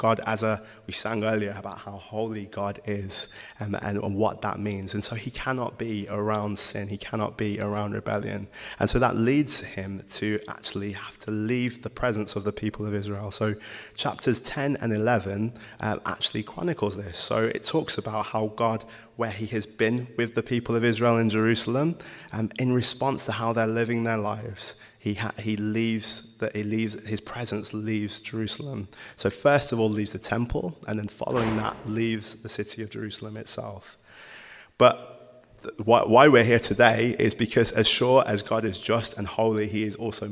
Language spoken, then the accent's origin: English; Wolverhampton, West Midlands, United Kingdom; So, I'm from Wolverhampton